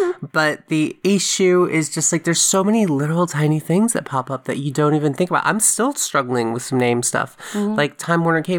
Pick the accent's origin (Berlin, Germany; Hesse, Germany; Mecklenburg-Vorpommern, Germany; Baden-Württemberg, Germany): Hesse, Germany; Frankfurt; born there; I just said I was born in Frankfurt, Germany, and I didn't have a passport.